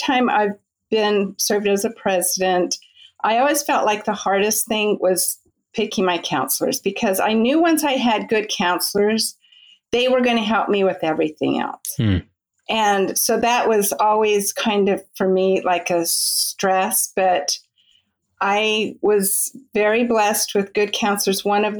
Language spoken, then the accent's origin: English; California, United States; Well, I grew up in Southern California. I grew up in the church.